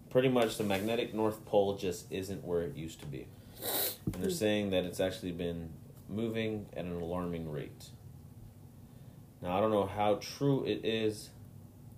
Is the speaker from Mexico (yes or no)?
yes; Mexico; my home country of Mexico